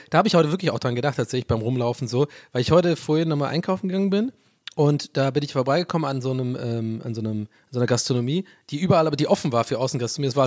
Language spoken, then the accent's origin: German; Southern Germany, Germany; moved away; Ich komme ja aus dem Süden